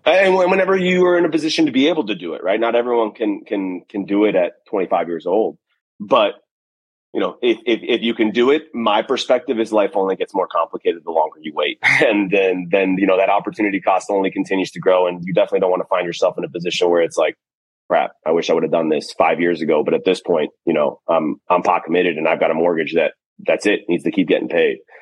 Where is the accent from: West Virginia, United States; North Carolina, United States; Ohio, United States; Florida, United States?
Florida, United States; moved away as an adult; now in Los Angeles, United States; where I grew up in Florida